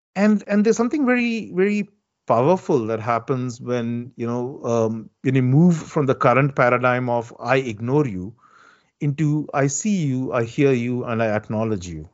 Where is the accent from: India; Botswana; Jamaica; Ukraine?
India; South India; moved away; I'm originally from India and, and from the southern part of India